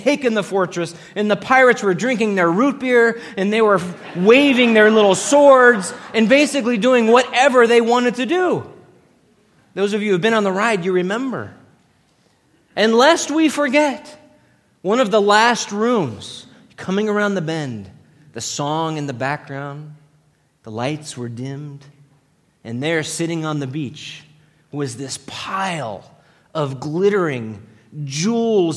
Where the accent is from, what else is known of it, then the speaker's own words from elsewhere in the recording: Los Angeles, California, United States; growing up in Los Angeles as a young boy